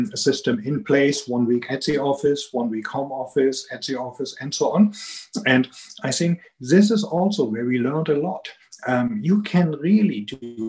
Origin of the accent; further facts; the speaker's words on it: Germany; accent: strong German accent; English is a second language; also born or lived in Atlanta, Georgia; I'm here in Germany, and you can hear it from my strong accent